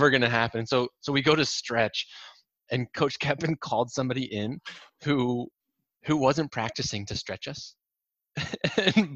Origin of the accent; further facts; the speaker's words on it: Norwalk, Iowa, United States; I grew up in Norwalk, just south of town